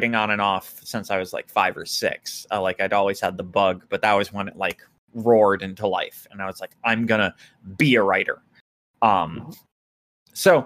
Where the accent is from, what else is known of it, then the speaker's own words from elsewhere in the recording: United States; I'm American